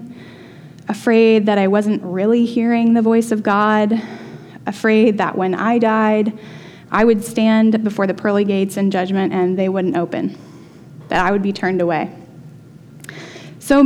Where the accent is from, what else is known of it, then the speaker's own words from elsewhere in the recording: the South, United States; I grew up in the Methodist Church in the South